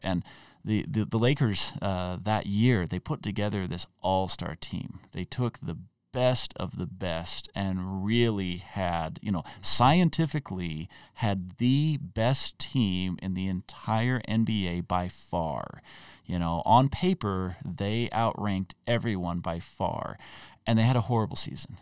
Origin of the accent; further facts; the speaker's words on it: Utah, United States; I grew up in Utah